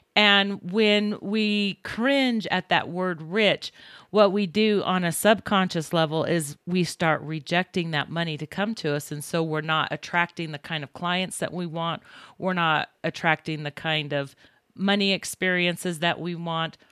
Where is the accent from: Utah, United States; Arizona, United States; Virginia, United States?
Utah, United States; also born or lived in Libertyville, Illinois; I was born in Libertyville, Illinois, and we moved to Utah when I was three years old, so I really didn't know the area